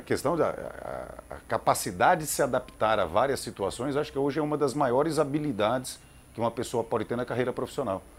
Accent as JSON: {"language": "Portuguese", "region": "São Paulo", "country": "Brazil", "also_born_or_lived": "Campinas", "said": "Eu sou de São Paulo, né? Minha família morava lá"}